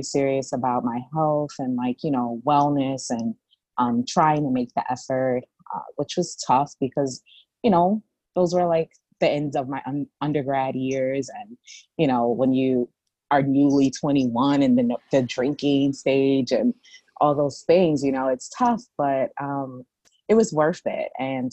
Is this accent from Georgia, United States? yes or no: no; New York City, New York, United States; I'm from the Bronx